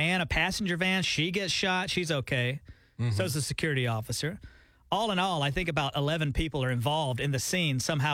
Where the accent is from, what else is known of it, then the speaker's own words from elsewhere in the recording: Alabama, United States; now in Oklahoma, United States; We're from Alabama.